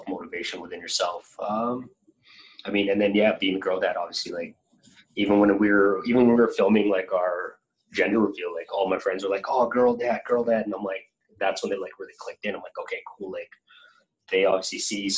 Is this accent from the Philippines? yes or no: yes; Philippines; moved away; I grew up in the Philippines